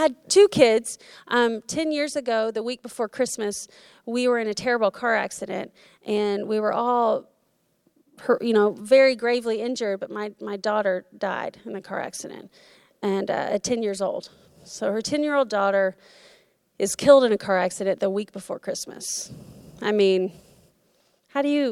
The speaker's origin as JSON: {"language": "English", "region": "Florida", "country": "United States", "tie": "born or raised there", "moved": "yes", "said": "we went to my hometown in Florida"}